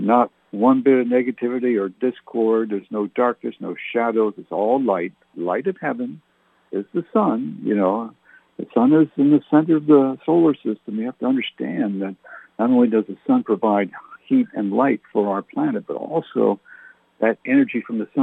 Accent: Nashwaaksis, New Brunswick, Canada; moved away; I grew up in Nashwauksis, New Brunswick, Canada in the 60s, specifically 62 to 68

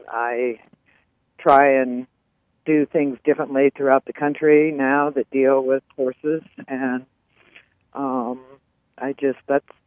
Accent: Des Moines, Iowa, United States; also born or lived in Malibu / Warrenton, Virginia / Palm Beach; I, however, was born, lived in Des Moines my whole life.

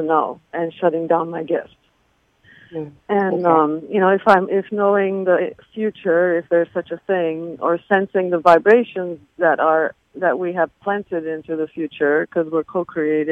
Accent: Turkey; moved away; I'm originally from Turkey

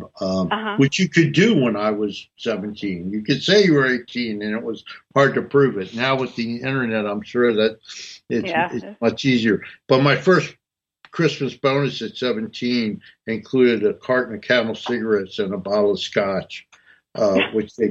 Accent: North New Jersey, United States; I was raised in North New Jersey

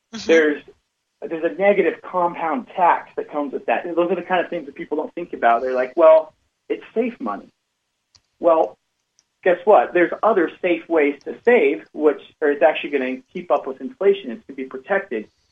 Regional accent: Cache Valley, Utah, United States; I grew up in Cache Valley, Utah. It's uh, Lo- Logan is the the city up in the northern part of, of Utah

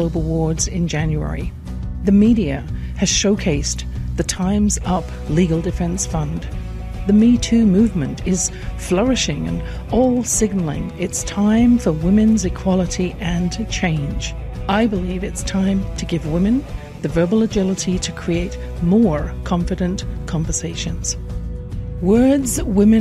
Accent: England, United Kingdom; I grew up in England in a house with a flow of negative comments

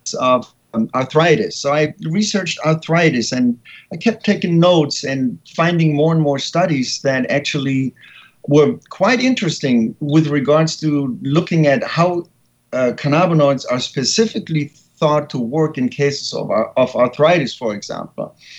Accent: Germany; English is a second language; moved away as an adult; now in San Francisco, United States; I was born and raised in Germany

